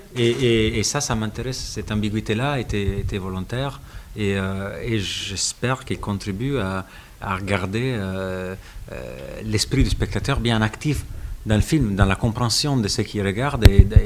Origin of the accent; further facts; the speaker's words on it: Italy; French is a second language; moved away; je suis italien